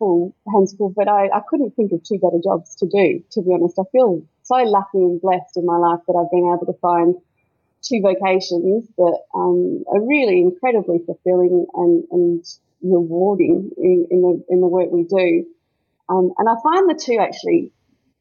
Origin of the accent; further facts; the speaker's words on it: Melbourne, Victoria, Australia; now in Maleny, Australia; I grew up in Melbourne